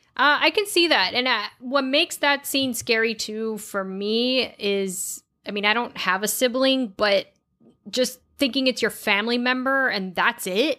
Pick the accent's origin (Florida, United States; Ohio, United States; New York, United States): Florida, United States; we are from Florida